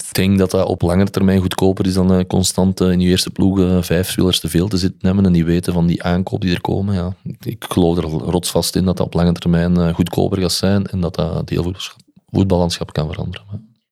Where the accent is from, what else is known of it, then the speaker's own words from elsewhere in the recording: Olen, Flanders, Belgium; Maar ik ben dan van Westerlo, of van Olen dan